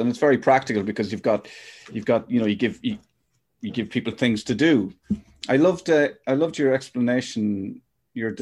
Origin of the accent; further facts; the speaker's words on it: Newbridge, County Kildare, Ireland; I'm Newbridge